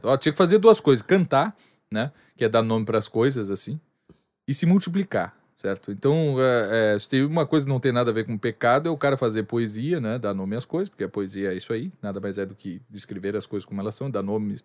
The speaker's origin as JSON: {"language": "Portuguese", "region": "Rio Grande do Sul", "country": "Brazil", "said": "eu sou gaúcho"}